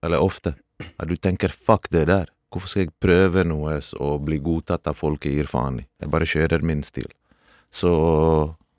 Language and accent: Norwegian; Norway; also born or lived in Balkans (homeland) / Bergen; Jeg har vokst opp fattig i Norge